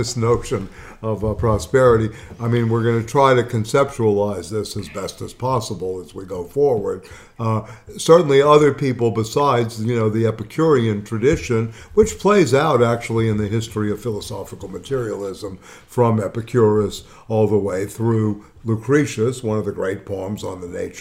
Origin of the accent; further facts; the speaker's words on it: the South, United States; When I was growing up in the South